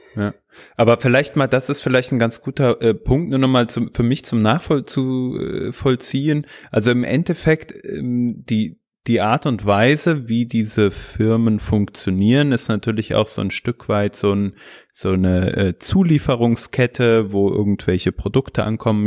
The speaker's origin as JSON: {"language": "German", "region": "Hesse", "country": "Germany", "said": "ich bin ja auch Hesse"}